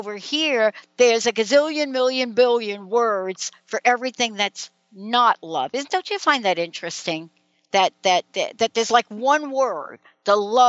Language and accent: English; New York City, New York, United States; listen, growing up in New York City, and it doesn't matter whether you've grown up in the streets of New York City or you're growing up in Beverly Hills